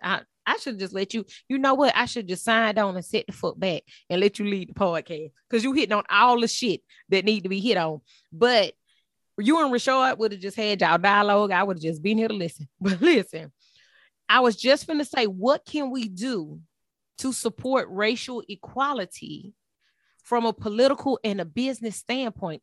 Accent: Texas, United States; I was raised in Texas

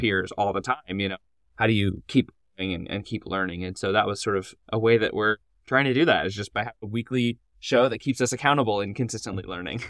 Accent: Nashville, Tennessee, United States; moved away as an adult; now in Orlando, United States; I grew up in Nashville and then wound up going to Lipscomb University

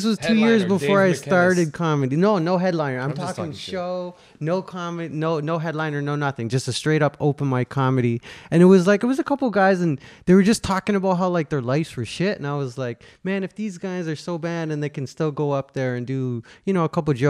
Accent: Ontario, Canada; born or raised there; also born or lived in Calgary, Alberta

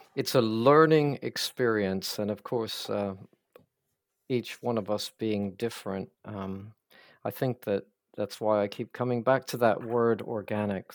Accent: Pennsylvania, United States; also born or lived in the American South; now in Scotland, United Kingdom; I'm American, so I was kind of born and raised in Pennsylvania primarily and uh, but then moved to the south.

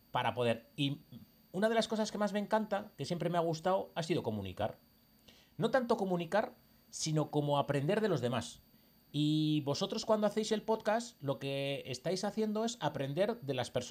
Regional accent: Basque Country, Spain; now in Seville, Spain; simplemente es para conocer gente de mi pueblo. Yo he venido del País Vasco a vivir a Sevilla.

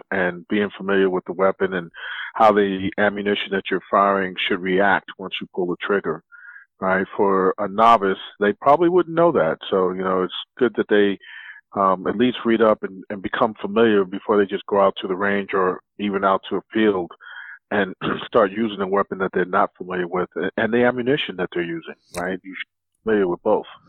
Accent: New York City, New York, United States; I grew up in the South Bronx in the seventies

